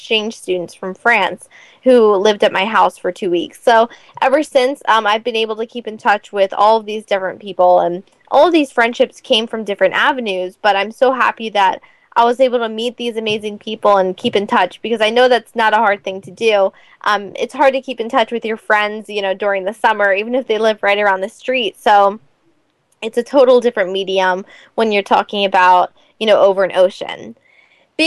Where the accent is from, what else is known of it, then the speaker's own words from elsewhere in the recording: United States; help me with my accent, so I don't sound like such an American